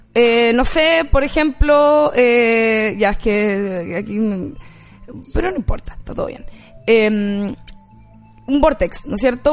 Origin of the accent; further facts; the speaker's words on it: Rancagua, O'Higgins, Chile; yo cuando era chica en Rancagua